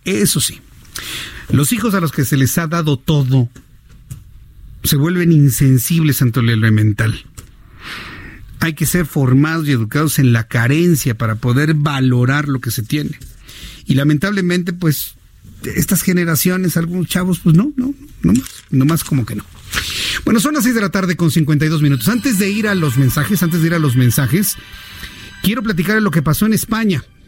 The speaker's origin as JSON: {"language": "Spanish", "country": "Mexico"}